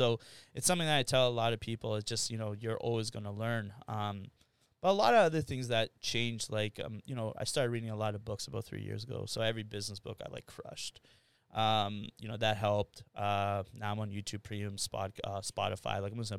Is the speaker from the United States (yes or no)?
no; Winnipeg, Manitoba, Canada; Yeah, born and raised here. So my parents went to Gordon Bell. I went to Massey. Well, Bonnie Castle Leach and Massey. So I grew up in Waverly Heights.